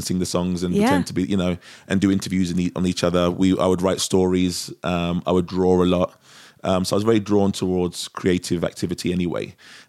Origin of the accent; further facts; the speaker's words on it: London, United Kingdom; moved away as an adult; I'm from Europe. Yeah, I was born in England.